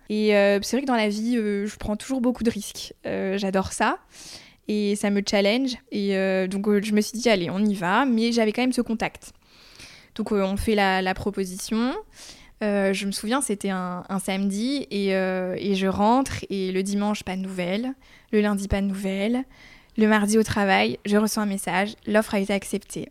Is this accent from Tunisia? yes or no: no; Chartres, Centre-Val de Loire, France; now in Poitiers, France; j'ai grandi à Chartres